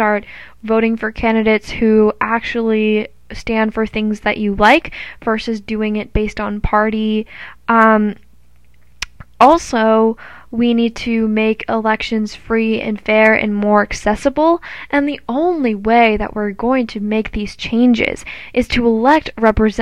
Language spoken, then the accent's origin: English; United States; we as the American people